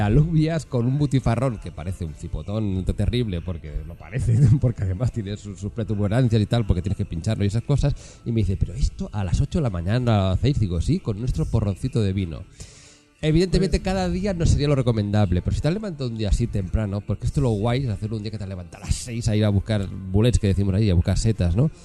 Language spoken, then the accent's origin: Spanish; Catalonia, Spain; now in Madrid, Spain; Allí, allí en mi tierra, yo soy catalán